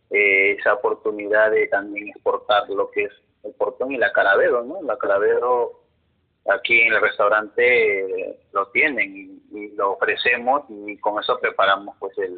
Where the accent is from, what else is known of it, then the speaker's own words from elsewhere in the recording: Mexico; incluso no saben cosas de México como yo también. Yo